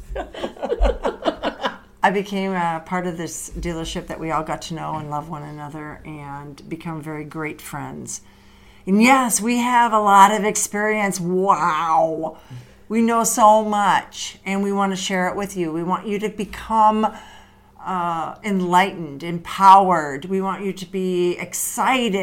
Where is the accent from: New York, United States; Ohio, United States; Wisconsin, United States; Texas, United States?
Wisconsin, United States; I'm from Wisconsin